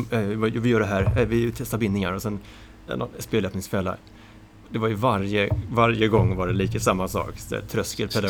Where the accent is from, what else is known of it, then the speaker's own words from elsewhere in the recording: Tyresö, Stockholm County, Sweden; Jag hade spelat schack när jag var liten med, eh, i Tyresö. Ja. Eller Bollmora heter det då